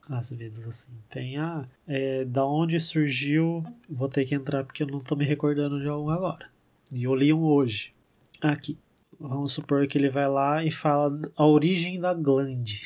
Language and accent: Portuguese; São José do Rio Preto, São Paulo, Brazil; Chega no domingo aqui em Rio Preto, que a gente é de Rio Preto